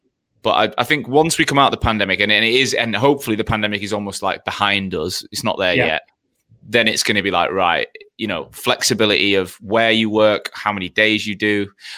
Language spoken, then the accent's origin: English; Australia; moved away as an adult; now in London, United Kingdom; Like when I came from Australia to London